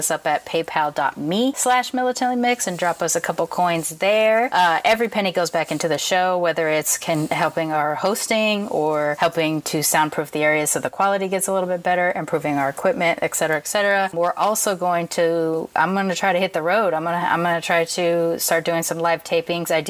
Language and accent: English; Long Beach, California, United States; Chicanos and Me- Mexicans down here in when I was growing up in Long Beach